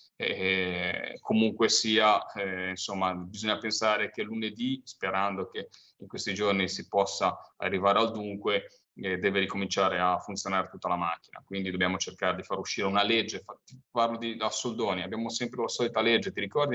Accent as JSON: {"language": "Italian", "town": "Monterosso al Mare", "region": "Liguria", "country": "Italy", "said": "soprattutto nel Levante Ligure, io proprio era famosa la marineria mm, da dove arrivo io, cioè mia, dalle mie tradizioni quella di Monterosso"}